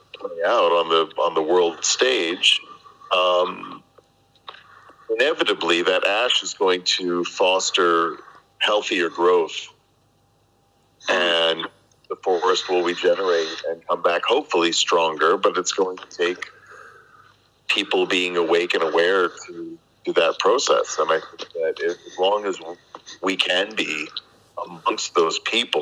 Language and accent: English; United States; now in Arroyomolinos, Spain; as an American